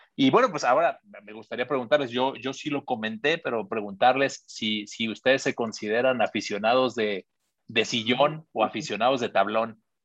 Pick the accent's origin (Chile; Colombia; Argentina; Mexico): Mexico; Mexico City; siendo chilango, ir a, la escuelita del América